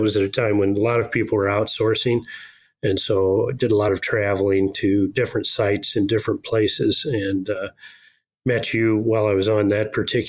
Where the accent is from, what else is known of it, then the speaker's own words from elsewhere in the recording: Newton, Iowa, United States; moved away; I was born in Iowa, and so I grew up out there, and my grandparents were farmers, and my dad owned a lumber yard